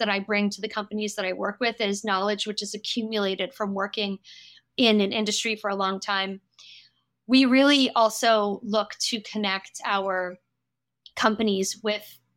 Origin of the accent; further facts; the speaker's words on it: United States; accent: American; moved away as an adult; now in France; I have been living in Europe for more than 15 years, but I am American, as I'm sure you can hear from my accent